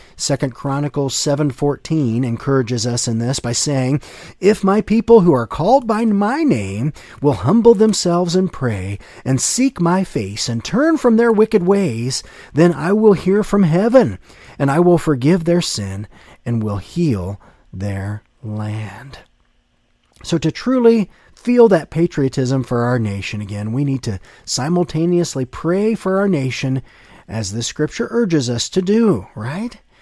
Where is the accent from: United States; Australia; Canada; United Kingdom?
United States; growing up in the United States, I have a vivid memory of celebrating our nation's independence